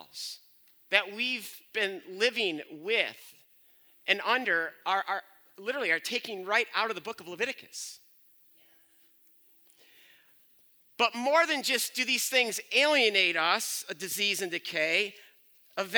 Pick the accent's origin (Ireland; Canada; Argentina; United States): United States; Byron Center, Michigan; I'm from Byron Center